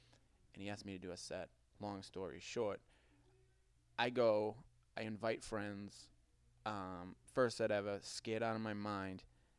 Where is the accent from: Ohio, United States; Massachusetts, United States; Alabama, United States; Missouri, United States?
Massachusetts, United States; Boston; accent: Boston